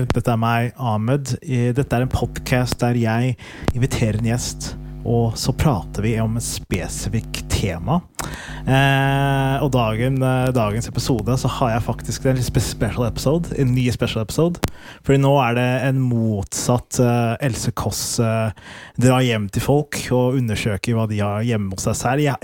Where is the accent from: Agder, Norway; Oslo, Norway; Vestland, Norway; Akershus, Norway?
Agder, Norway; Kristiansand; Jeg er fra Kristiansand.